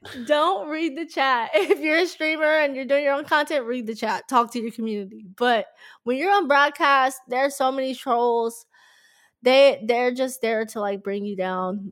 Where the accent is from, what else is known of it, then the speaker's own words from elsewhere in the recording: Dallas, Texas, United States; growing up in Dallas, being from Dallas